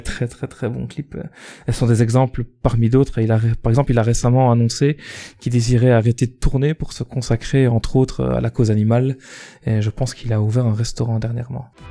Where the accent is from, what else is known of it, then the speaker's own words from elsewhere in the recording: Belgium; accent: Belgian; je suis belge